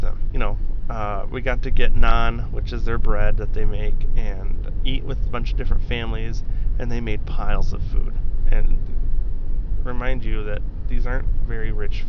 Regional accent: Italy; I'd only ever been, like I said, I grew up in Europe, in Italy.

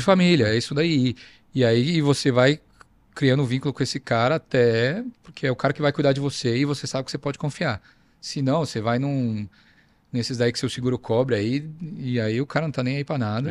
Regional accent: Brazil; now in Australia; Sou brasileiro

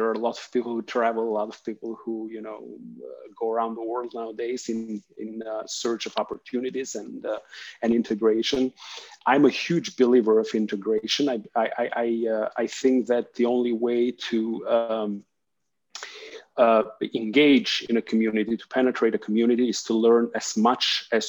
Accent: Albania; English is a second language; moved away; also born or lived in Greece; I originally am from Albania. It's a little country in the Balkans. It's between Greece and Italy. I have moved quite a lot through my life experience for work, mainly for school.

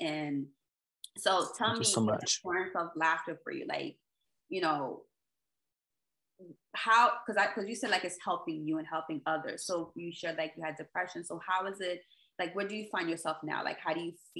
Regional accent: Port-au-Prince, Ouest, Haiti; moved away; also born or lived in Jacmel; I was born in Port-au-Prince, but I'm always spending my time in Jacmel.

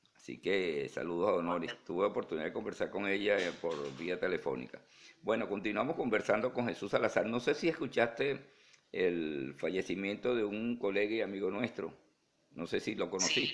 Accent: Venezuela; also born or lived in Puerto la Cruz, Venezuela; now in Houston, United States; mi país, en Venezuela

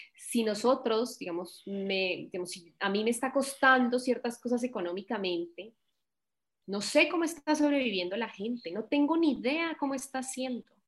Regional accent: Colombia; como buena colombiana

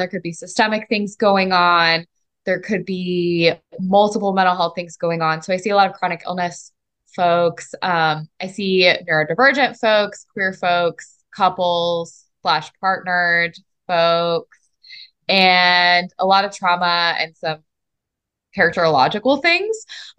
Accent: Mississippi, United States; So I grew up in Mississippi, despite me lacking an accent, as you may notice, although it does come out a little bit when I'm angry and or intoxicated. And my family was not from the South.

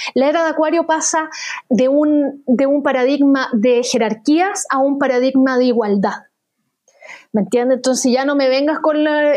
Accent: Chile

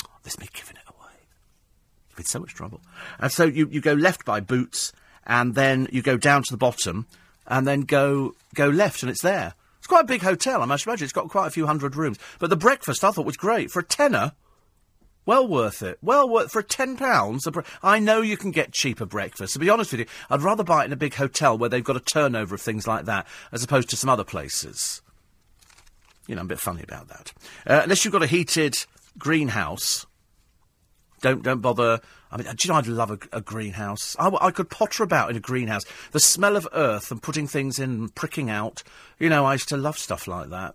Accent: United Kingdom; I'm fiercely British

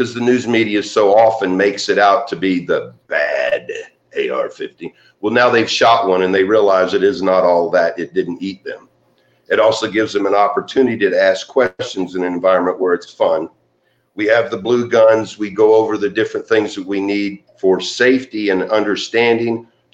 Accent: San Jose, California, United States; born there; I was born in San Jose, California, and I was adopted about 3 weeks after I was born.

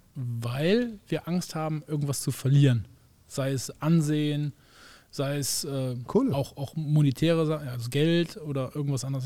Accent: Germany; wir als Deutsche

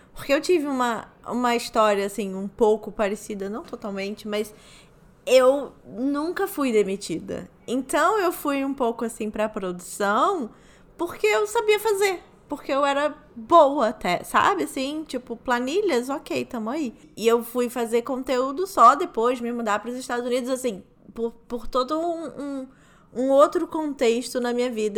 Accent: Rio de Janeiro, Brazil; Eu sou do Rio de Janeiro

